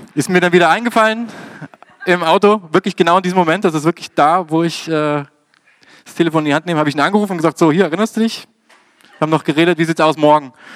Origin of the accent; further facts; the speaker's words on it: Dresden, Saxony, Germany; in meiner Heimatstadt Dresden